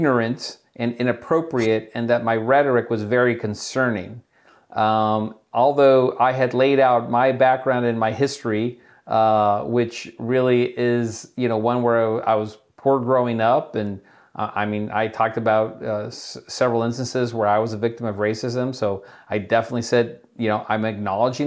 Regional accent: Chula Vista, California, United States; I grew up in Chula Vista, California, and which is right there on the border

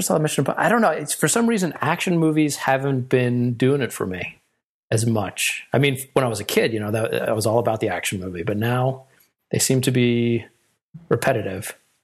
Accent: New York, United States; also born or lived in California; now in Philadelphia, United States; I grew up in New York

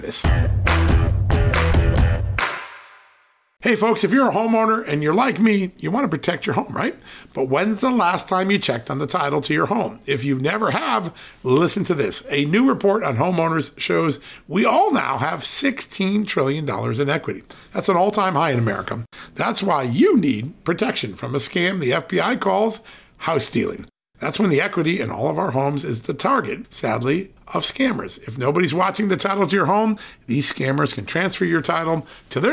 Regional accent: Virginia, United States; in my home state of Virginia

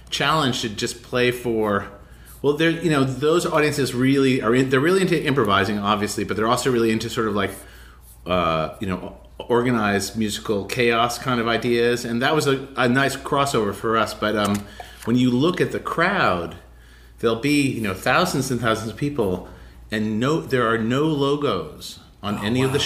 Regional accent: Los Angeles, California, United States; I'm from

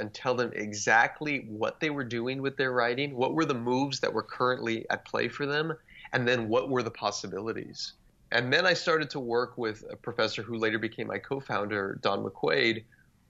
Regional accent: South Texas, United States; grew up in South Texas, about 20 minutes from the Mexican border.

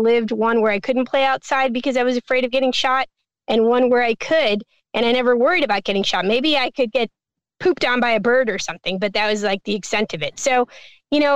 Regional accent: Chicago, Illinois, United States; I lived in that neighborhood. I was born in Little Village. I felt as a little kid who was like 7 going on 8 that we were run out of our neighborhood.

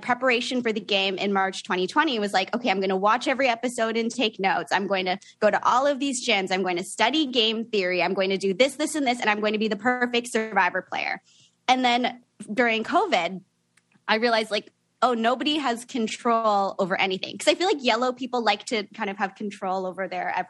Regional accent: Niagara Falls, Ontario, Canada; now in Toronto, Canada; So I live in Toronto now, but I grew up in Niagara Falls.

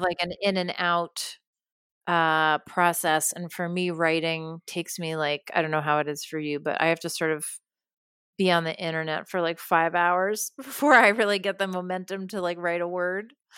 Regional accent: New York, United States; moved away as an adult; now in California, United States; I grew up in New York, and I lived there until just a few years ago

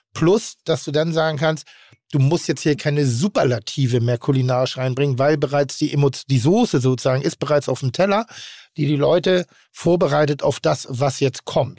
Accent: Pinneberg, Schleswig-Holstein, Germany; Ich komme aus Pinneberg.

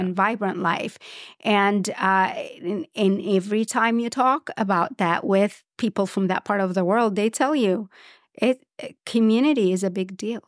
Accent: Port Said Governorate, Egypt; moved away; also born or lived in Cairo / Alexandria; I grew up in Egypt, and, and Egypt is at, at least the bigger cities. I, I'm from Port Said

